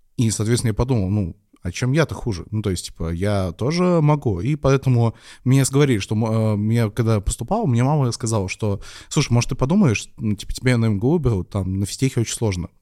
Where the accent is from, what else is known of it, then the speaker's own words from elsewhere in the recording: Penza, Penza Oblast, Russia; moved away as an adult; я из Пензы. Это не очень большой город. Э, там, в принципе, можно учиться в двух или трех вузах даже. И, в принципе, я мог спокойно жить